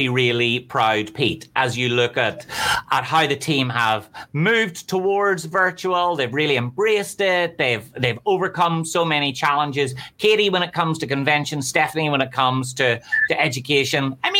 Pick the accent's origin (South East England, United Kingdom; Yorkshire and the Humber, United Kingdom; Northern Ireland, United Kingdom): Northern Ireland, United Kingdom; Belfast; I'm from Belfast, so I have no idea what that number means, but I imagine it's good.